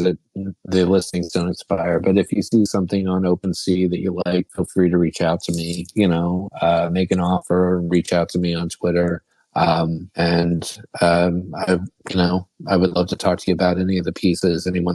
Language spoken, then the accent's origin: English; Midwest, United States; now in Philadelphia, United States; I'm from the Midwest